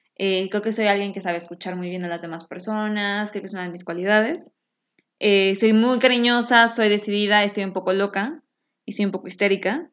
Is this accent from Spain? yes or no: no; Mexico City, Mexico; now in Houston, United States; soy mexicana de la Ciudad de México, que la amo con todo mi corazón, pero yo vivo en Houston